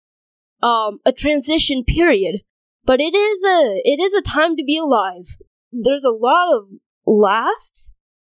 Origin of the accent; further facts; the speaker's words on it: North Dakota, United States; also born or lived in China; I was born in China and grew up in North Dakota.